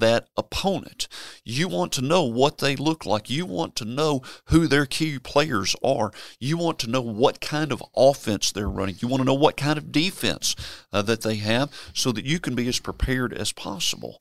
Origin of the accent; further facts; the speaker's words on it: Memphis, Tennessee, United States; I was born and raised in Memphis, Tennessee